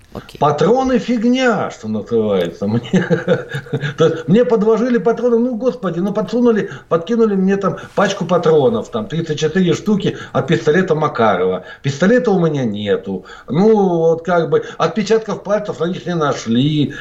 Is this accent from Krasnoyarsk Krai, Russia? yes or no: yes; Norilsk, Krasnoyarsk Krai, Russia; now in Latvia; родился я в городе Норильске.